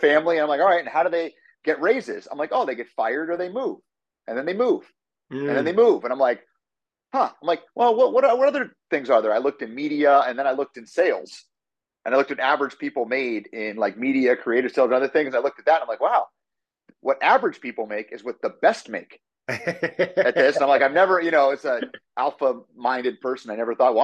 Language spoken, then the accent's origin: English; Erie, Pennsylvania, United States; moved away; also born or lived in Muncie, Indiana; I was born and raised in Erie, Pennsylvania, by my mom and dad